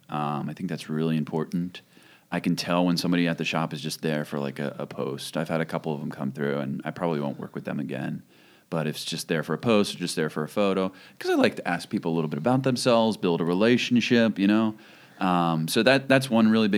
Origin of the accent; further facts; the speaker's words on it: Kennett Square, Pennsylvania, United States; moved away; also born or lived in Philadelphia; I lived in Philly for a number of years, but I grew up in Kennett Square.